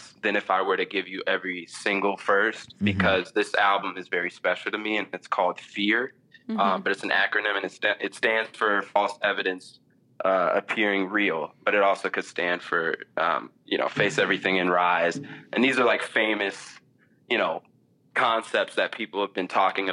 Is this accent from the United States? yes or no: yes; Minneapolis, Minnesota, United States; I'm from Minneapolis